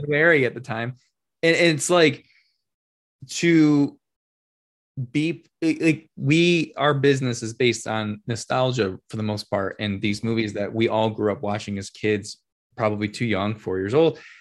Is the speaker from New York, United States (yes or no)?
yes; Rochester, New York, United States; I'm born and raised in Rochester